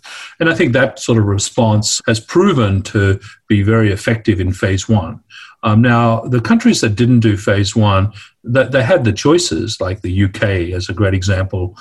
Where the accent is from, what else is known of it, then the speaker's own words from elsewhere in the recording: Darwin, Northern Territory, Australia; the way I grew up in Darwin and, of course, in my Greek household